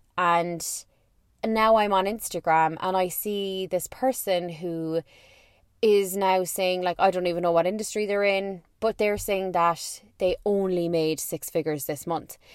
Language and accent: English; Ireland; I am an Irish person